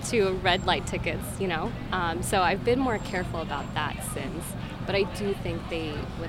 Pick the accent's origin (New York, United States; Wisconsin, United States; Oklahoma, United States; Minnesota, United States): New York, United States; Long Island; I am from Long Island